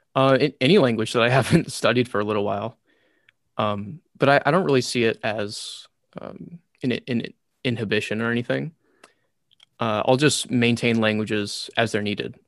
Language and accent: English; United States; first language English; also born or lived in Taiwan; I'm American